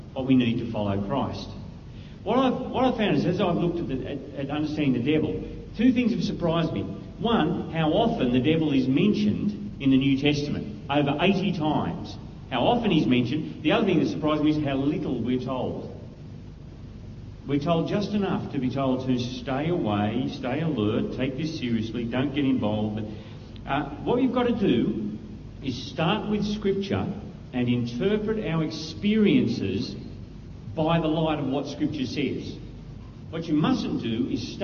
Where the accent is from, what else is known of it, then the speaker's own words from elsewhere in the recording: Australia; I'm an Aussie